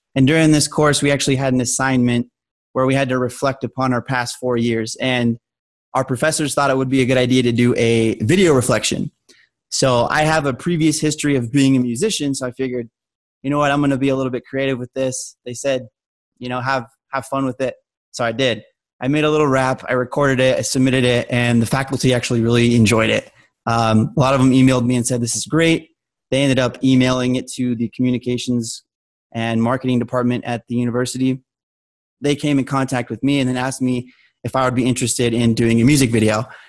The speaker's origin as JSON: {"language": "English", "town": "Albuquerque", "region": "New Mexico", "country": "United States", "moved": "yes", "said": "I'm originally from Albuquerque, New Mexico"}